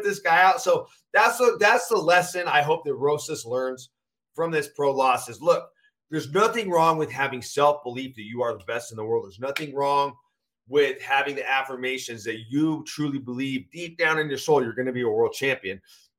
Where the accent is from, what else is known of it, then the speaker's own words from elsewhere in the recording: Washington, United States; my home state in Seattle